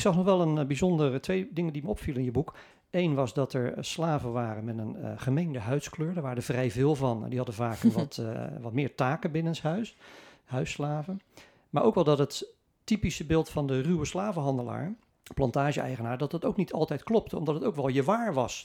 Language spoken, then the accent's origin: Dutch; Netherlands; wij als Nederlander